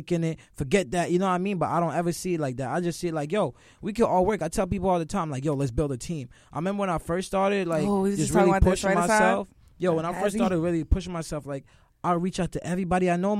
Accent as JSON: {"language": "English", "town": "Mount Vernon", "region": "New York", "country": "United States", "said": "I'm from Mount Vernon"}